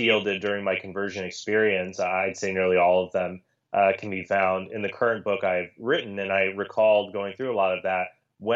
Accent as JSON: {"language": "English", "town": "Phoenix", "region": "Arizona", "country": "United States", "tie": "born or raised there", "said": "I grew up in Phoenix, Arizona. That's where I currently reside with my family"}